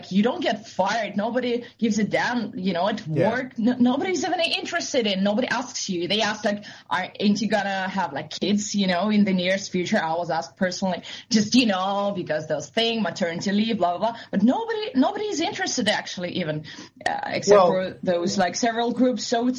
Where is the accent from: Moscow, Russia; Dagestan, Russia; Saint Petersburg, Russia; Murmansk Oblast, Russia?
Moscow, Russia; English is a second language; I'm from Moscow, like, near Moscow.